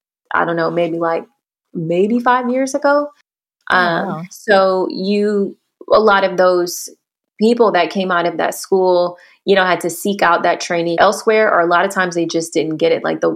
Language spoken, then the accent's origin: English; Houston, Texas, United States; I mentioned I'm from Houston.